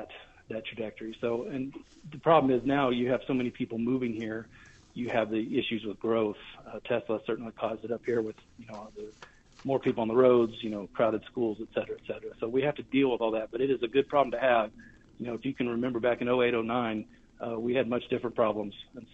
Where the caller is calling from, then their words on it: Reno, Nevada, United States; I'm calling you from Carson City, I'm based in Reno.